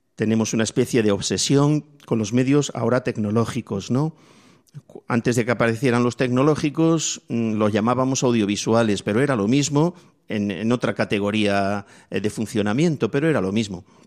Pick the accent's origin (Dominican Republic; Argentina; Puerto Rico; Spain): Spain; a mí me tocó vivir en mi infancia en la España pobre.